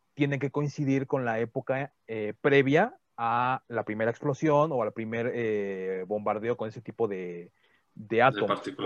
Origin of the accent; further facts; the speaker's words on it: Mexico; somos mexicanos